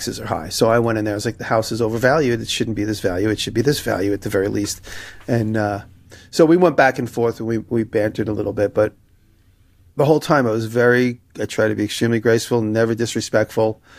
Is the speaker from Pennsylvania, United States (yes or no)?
no; New York, United States; as a New Yorker